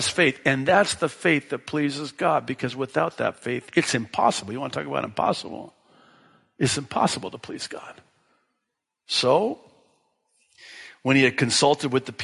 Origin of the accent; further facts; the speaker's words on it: Tekoa, Washington, United States; that's the town I grew up in Washington State, small farm town, and that's what they called it, Tekoa, Washington. So Tekoa, my hometown